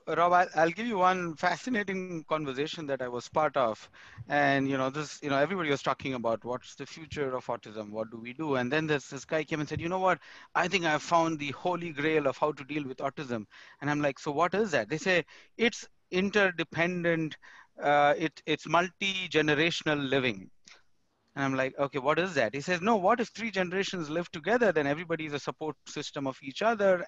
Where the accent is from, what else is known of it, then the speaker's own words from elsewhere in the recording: India; moved away as an adult; now in United States; I moved from India to US